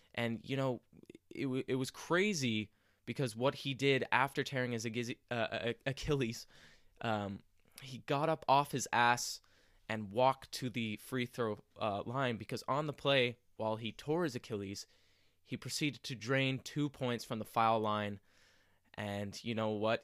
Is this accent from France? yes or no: no; Montreal, Quebec, Canada; in my hometown of Montreal